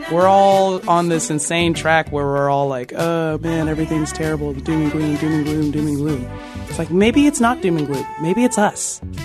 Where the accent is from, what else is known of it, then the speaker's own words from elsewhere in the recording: Austin, Texas, United States; growing up in Austin